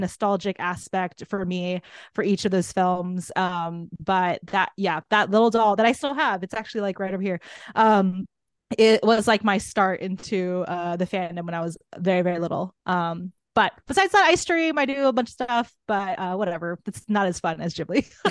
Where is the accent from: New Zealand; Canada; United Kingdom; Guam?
Guam; moved away; I'm from Guam originally